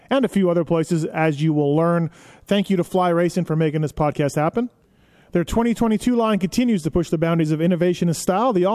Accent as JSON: {"language": "English", "country": "Canada", "said": "you're from Florida, I'm from Canada, are, are kind of the same"}